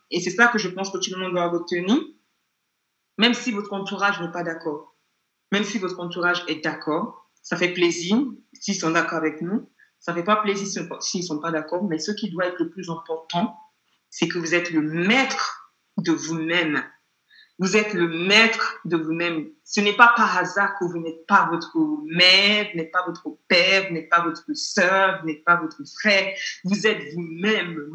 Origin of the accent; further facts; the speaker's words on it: England, United Kingdom; French is a second language; je suis pas euh, française d'origine, je suis anglaise.